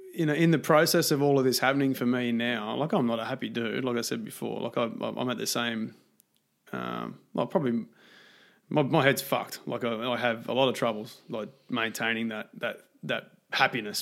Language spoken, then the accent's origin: English; Australia; I grew up in Australia